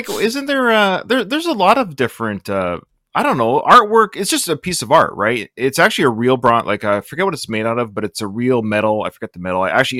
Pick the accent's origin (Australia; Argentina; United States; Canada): Canada; British Columbia; Yes. I'm from British Columbia, Canada. It's right above Seattle, is where I live.